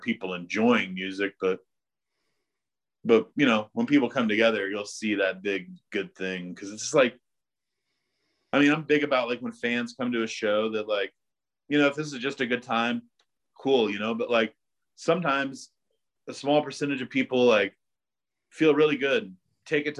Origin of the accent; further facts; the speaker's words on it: the Ozarks, Missouri, United States; also born or lived in New York City; now in Texas, United States; I grew up in Missouri in the Ozarks